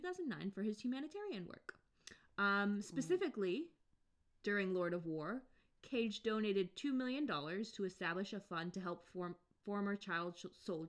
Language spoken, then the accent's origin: English; United States; I'm the American one